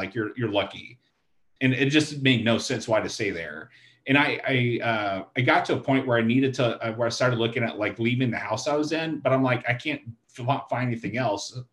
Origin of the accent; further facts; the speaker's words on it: Stephenville, Texas, United States; moved away; I'm from Steenville, but my family's in Granbury